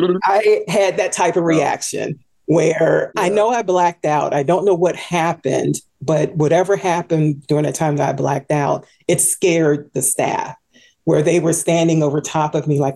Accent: Washington, District of Columbia, United States; In the Washington, D.C. area. Born and raised here

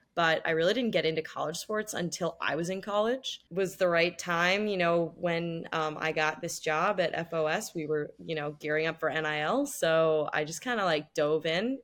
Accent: Los Angeles, California, United States; moved away as an adult; also born or lived in Washington, D.C.; now in New York City, United States; I grew up in Los Angeles. Now I live in New York City

